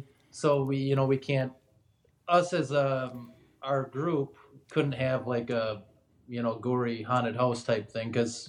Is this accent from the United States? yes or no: yes; a town neighbouring Anoka, Minnesota, United States; I'm not from Anoka. I don't live in Anoka, but I've always lived nearby, you know, a neighboring town.